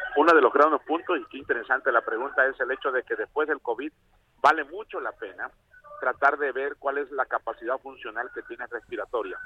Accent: Tabasco, Mexico; De Tabasco

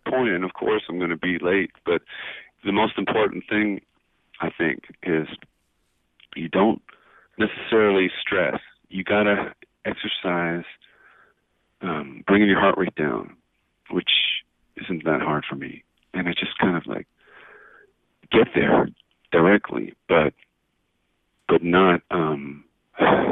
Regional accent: Pennsylvania, United States; now in Tucson, United States; I was born in Pennsylvania

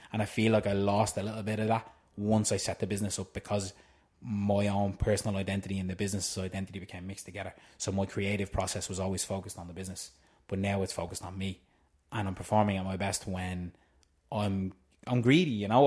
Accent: Tallaght, Leinster, Ireland; I'm originally from Tala

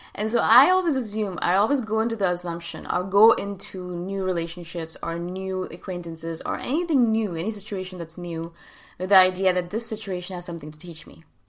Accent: India; moved away; also born or lived in Thailand; I'm from India

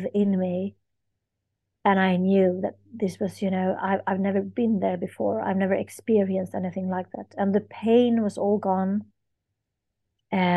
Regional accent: Sweden; I am from Sweden

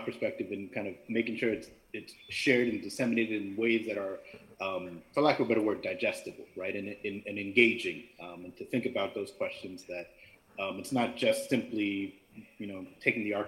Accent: New York, United States; I'm originally from New York, mother's from Jamaica, father's from India

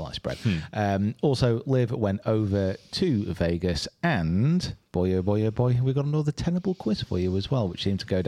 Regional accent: Preston, North West England, United Kingdom; I'm from Preston

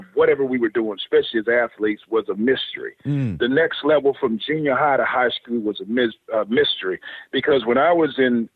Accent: Lumberton, North Carolina, United States; born and raised in Lumberton, North Carolina, about 3 hours east of Charlotte

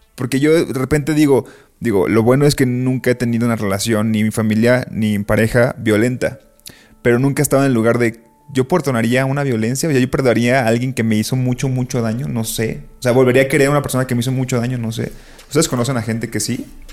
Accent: Colima, Mexico; tengo tatuado Colima

